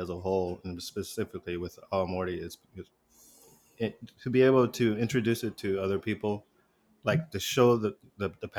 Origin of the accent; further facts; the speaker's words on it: United States; as an American